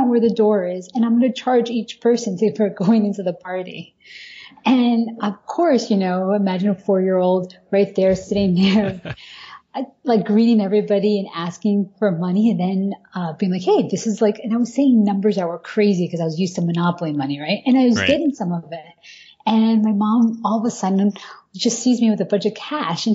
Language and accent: English; Miami, Florida, United States; moved away as an adult; also born or lived in Wellesley; now in New York, United States; when I was growing up in Miami